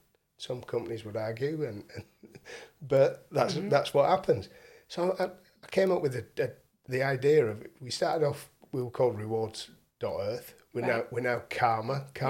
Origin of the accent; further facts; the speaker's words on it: Hull, Yorkshire and the Humber, United Kingdom; I'm from Hull, my mum's in Hull.